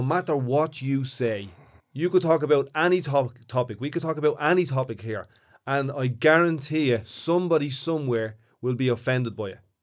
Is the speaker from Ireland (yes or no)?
yes; Ireland; also born or lived in Ballymun, Dublin